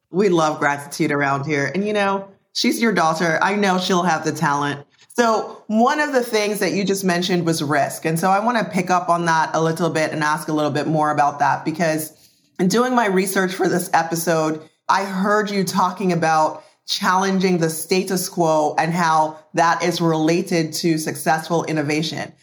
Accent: Jamaica; moved away; I was born and raised in Jamaica

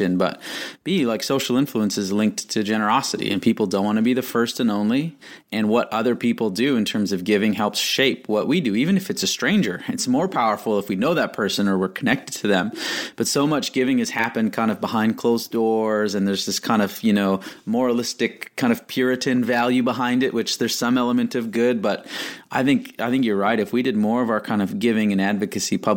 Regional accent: Canada; I'm Canadian, so I like start every day going to Tim's

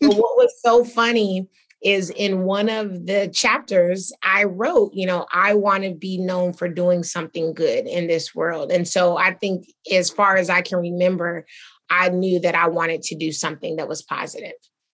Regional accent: Atlanta, Georgia, United States; I think, you know, I was from Atlanta, so of course I wanted to create more jobs here.

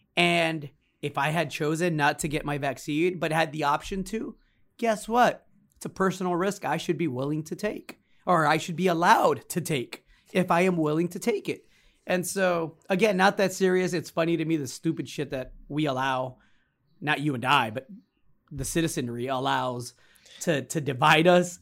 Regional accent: United States; me as an American, as a citizen

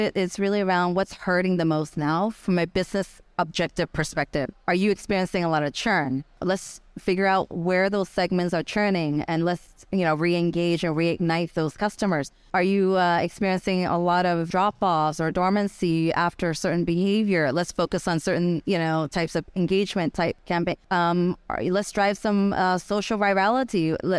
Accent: Guangzhou, Guangdong, China; English is a second language; also born or lived in United States; I have some fire in my belly as an immigrant, you know, growing up in the U.S. I'm China from Guangzhou.

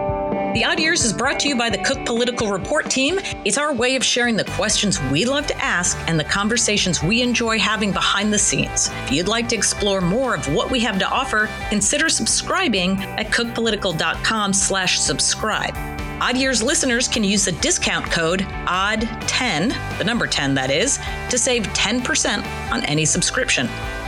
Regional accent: Illinois, United States; I grew up in the Chicago suburbs too. And he was there when I was growing up.

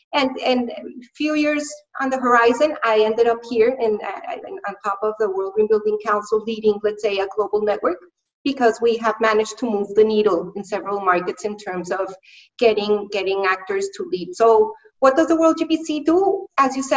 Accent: Colombia; now in London, United Kingdom; I am currently based in London in the UK, but I'm from Colombia, from South America.

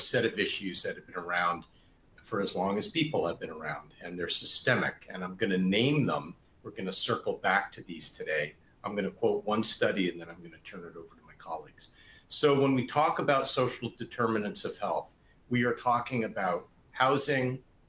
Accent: Boston, Massachusetts, United States; Boston, my hometown.

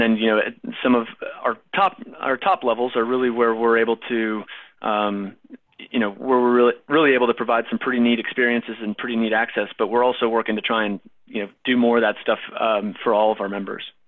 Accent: Minnesota, United States; also born or lived in Wisconsin; now in North Carolina, United States; I grew up in Minnesota

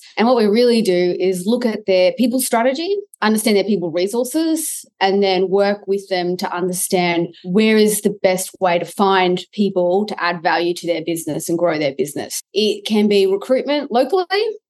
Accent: Australia; I'm an Aussie

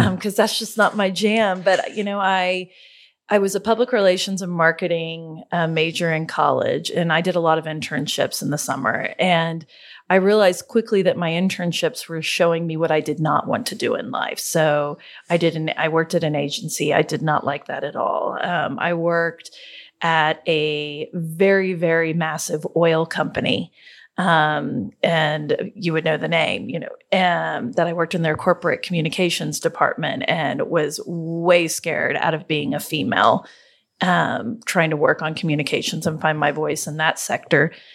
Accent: Oklahoma, United States; we're from Oklahoma, so we call it Gala, not Gala. Um, we're Hicks

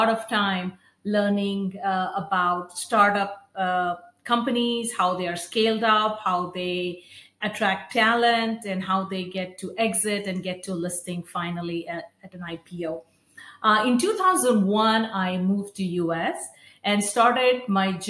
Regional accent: India; moved away as an adult; I grew up in India, went to school there

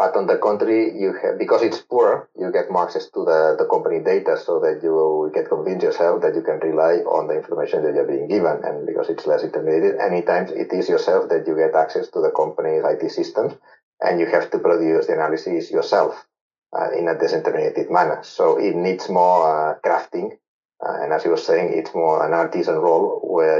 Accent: Barcelona, Catalonia, Spain; I'm from Barcelona

